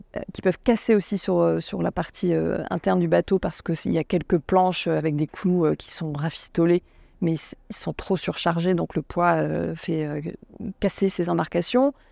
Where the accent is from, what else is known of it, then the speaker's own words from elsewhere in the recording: France; je suis française